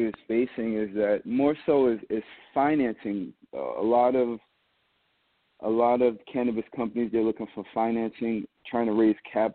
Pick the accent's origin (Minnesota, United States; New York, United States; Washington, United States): New York, United States; New York City; I'm from Queens, New York.